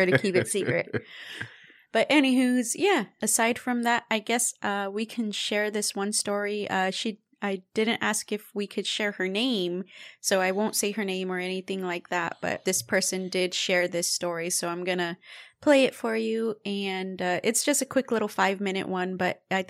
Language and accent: English; Texas, United States; we're Texan